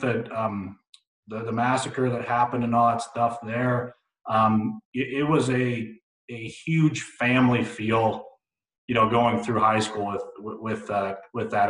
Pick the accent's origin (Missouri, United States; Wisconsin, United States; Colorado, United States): Colorado, United States; Littleton; grew up in Littleton, Colorado